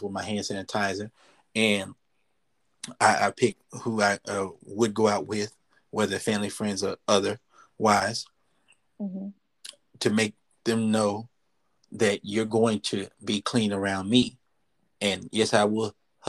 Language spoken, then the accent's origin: English; Dallas, Texas, United States; I was born in Dallas, Texas, and raised in Dallas, Texas.